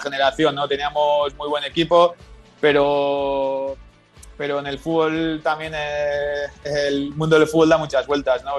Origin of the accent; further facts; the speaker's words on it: Gipuzkoa, Basque Country, Spain; moved away as an adult; now in Dallas, United States; yo soy de Guipúzcoa